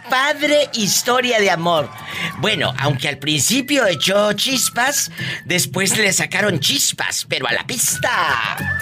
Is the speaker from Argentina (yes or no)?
no; Mexico; como decimos los mexicanos